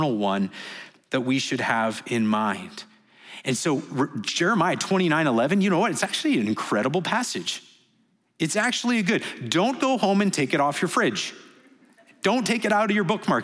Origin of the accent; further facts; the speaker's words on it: Canada; moved away as an adult; now in Dubai, United Arab Emirates; we're from Canada